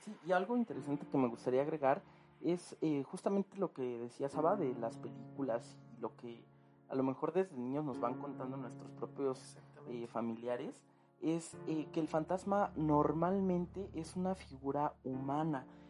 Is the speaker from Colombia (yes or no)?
no; Mexico; nosotros como mexicanos